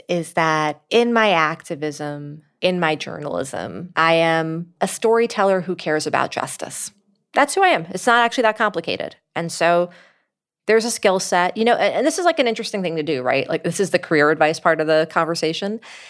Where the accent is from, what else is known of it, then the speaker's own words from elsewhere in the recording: New York City, New York, United States; in nonprofit work in New York City, my hometown.